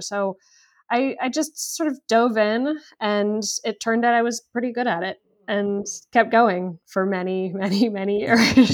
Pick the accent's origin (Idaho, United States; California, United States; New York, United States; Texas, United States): California, United States; Los Angeles; born and raised in Los Angeles